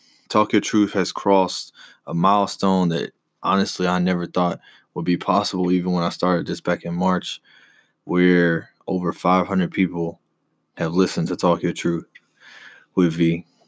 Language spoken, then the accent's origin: English; the South, United States; I grew up right here in the South, so I played football when I was younger all the way up until high school.